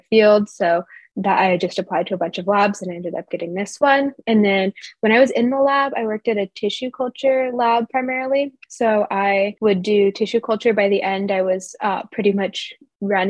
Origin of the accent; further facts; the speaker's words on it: Corvallis, Oregon, United States; I'm actually from here in Corvallis, Oregon.